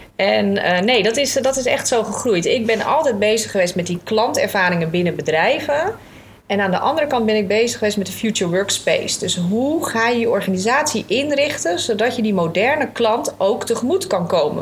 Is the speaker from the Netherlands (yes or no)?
yes; Alkmaar, North Holland, Netherlands; also born or lived in Papendrecht; een echte Noord-Hollander. Eh, Alkmaarder. Eh, ik zeg altijd niet geboren, maar wel getogen vanaf mijn vijfde